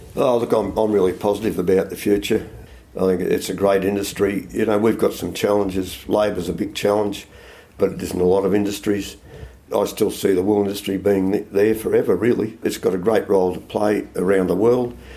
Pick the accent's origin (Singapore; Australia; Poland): Australia; Melbourne, Victoria; moved away as an adult; also born or lived in Toowoomba, Queensland; now in South Australia, Australia; I was born in Melbourne and educated in Melbourne, but I left Melbourne um, when I left school